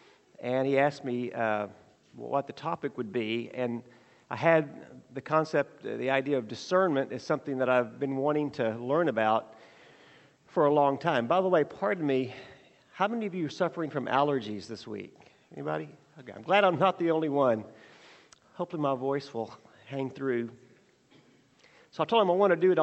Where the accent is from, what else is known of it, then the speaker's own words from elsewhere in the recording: Burleson, Texas, United States; I grew up in Burleson, Texas